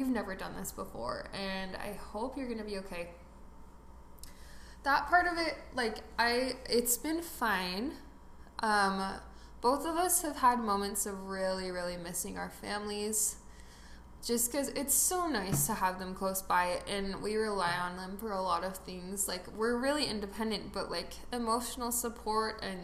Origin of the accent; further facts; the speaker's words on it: Utah Valley, United States; I grew up in Utah Valley